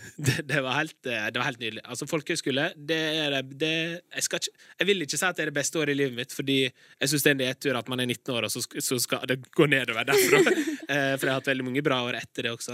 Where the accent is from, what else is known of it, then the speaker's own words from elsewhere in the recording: Larsnes, Møre og Romsdal, Norway; Jeg kommer fra Larsnes